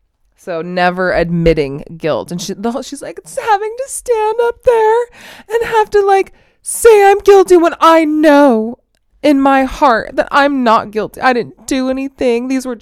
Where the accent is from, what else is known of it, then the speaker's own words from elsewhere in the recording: Las Vegas, Nevada, United States; And when I was growing up, I grew up in Vegas, blah, blah, blah, blah, blah.